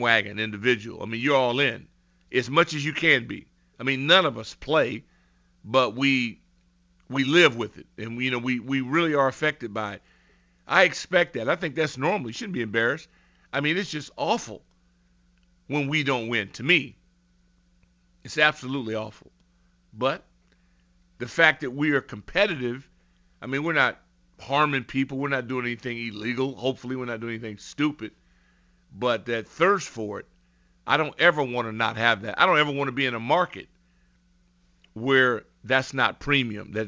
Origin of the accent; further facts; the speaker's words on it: Southern California, United States; moved away as an adult; also born or lived in Los Angeles; now in Washington, D.C., United States; I grew up in Southern California